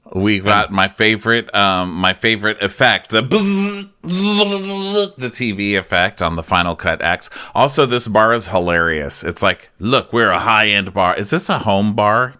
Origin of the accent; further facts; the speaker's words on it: El Paso, Texas, United States; I'm born and raised in El Paso, Texas